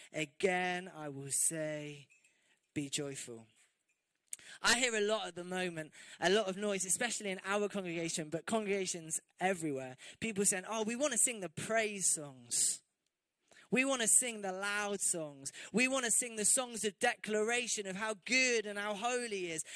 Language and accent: English; England, United Kingdom; especially as English people